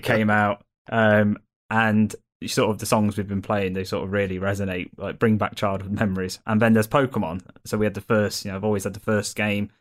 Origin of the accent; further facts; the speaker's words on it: Derby, East Midlands, United Kingdom; I'm from Derby